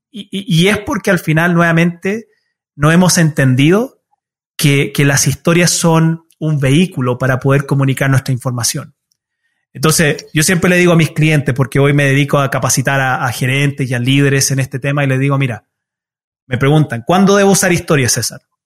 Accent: Utah, United States; first language Spanish; also born or lived in Chile; me crié en los Estados Unidos

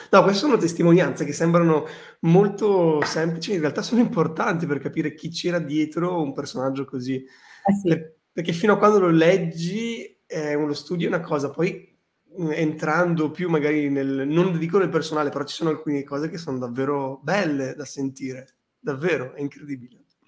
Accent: Bologna, Emilia-Romagna, Italy; io vengo, io vengo da Bologna

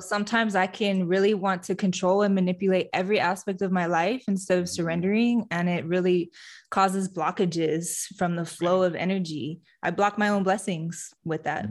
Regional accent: Fenton, Michigan, United States; moved away; also born or lived in Houston; My hometown is in Fenton, Michigan, which is a suburb of Flint, Michigan

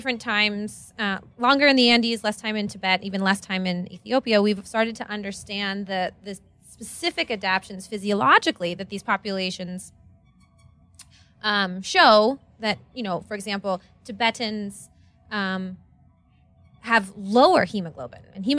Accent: Pittsburgh, Pennsylvania, United States; moved away; also born or lived in Seattle; I grew up in Pittsburgh, Pennsylvania.

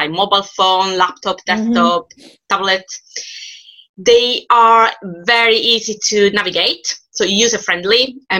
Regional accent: Palermo, Sicily, Italy; English is a second language; moved away as an adult; now in United Kingdom; I graduated from the University of Palermo, which is my hometown.

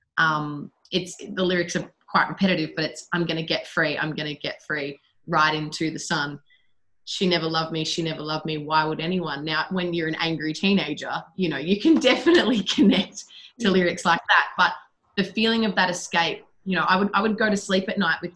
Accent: Shepparton, Victoria, Australia; I started going to Shepparton High School, and then I left home the day after my 15th birthday.

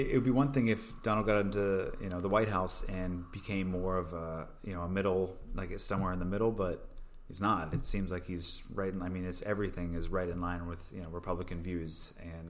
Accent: Pennsylvania, United States; now in Los Angeles, United States; we're both from Pennsylvania

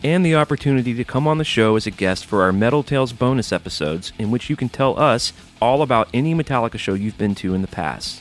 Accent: Alabama, United States; growing up in Alabama

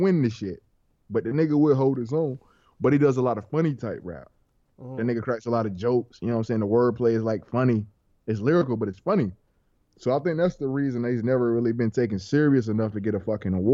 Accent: the South, United States; I'm a Southern nigga.

